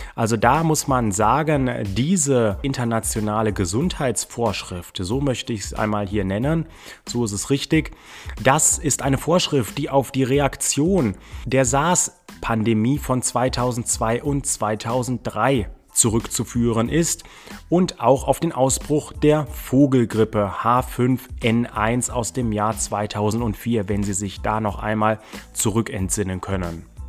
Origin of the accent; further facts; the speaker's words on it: Germany; bei uns in Deutschland